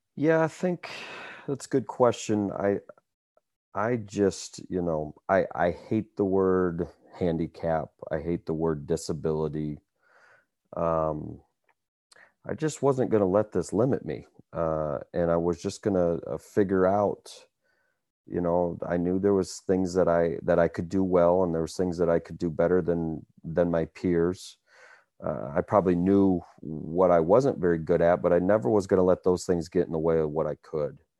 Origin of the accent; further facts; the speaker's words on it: Cedar Falls, Iowa, United States; born and raised in Cedar Falls, Iowa, a college town